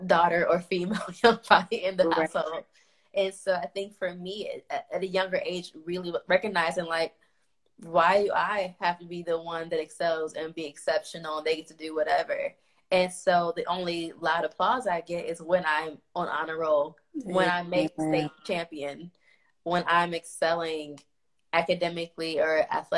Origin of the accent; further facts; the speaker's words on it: Chicago, Illinois, United States; moved away as an adult; also born or lived in the South (college); now in Providence, United States; I'm from Inglewood, South Chicago. So I grew up in the hood